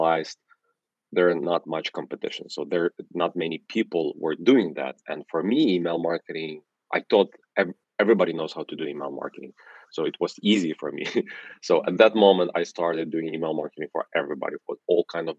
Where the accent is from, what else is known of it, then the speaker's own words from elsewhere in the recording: Ukraine; English is a second language; now in New York, United States; I'm originally from Ukraine, that's why I have an accent, but live for half of my life here in New York